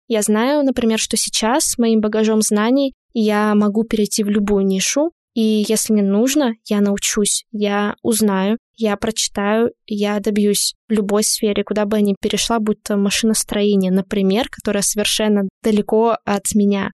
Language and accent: Russian; Lesnoy, Sverdlovsk Oblast, Russia; moved away; Я из города Лесной. Это Свердловская область, закрытый маленький городок. Поэтому у нас действительно было мало чего можно было достать.